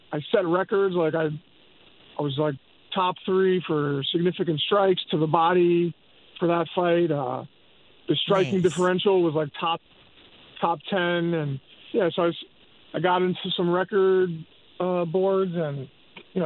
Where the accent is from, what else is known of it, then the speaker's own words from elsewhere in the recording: New York City, New York, United States; also born or lived in Manhattan, New York; I was born 30 blocks from Madison Square Garden. I was raised in Queens.